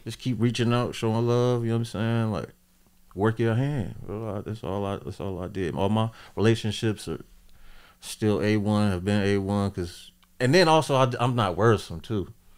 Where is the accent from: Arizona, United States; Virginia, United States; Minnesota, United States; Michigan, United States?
Virginia, United States; Portsmouth; now in Ohio, United States; I hail from Portsmouth, Virginia